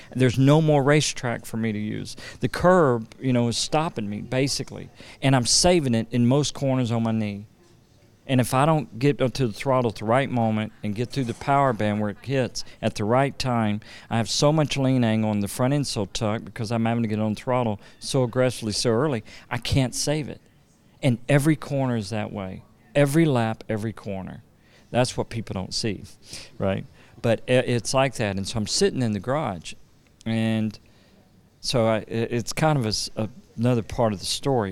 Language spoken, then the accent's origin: English; Louisiana, United States; I'm from Louisiana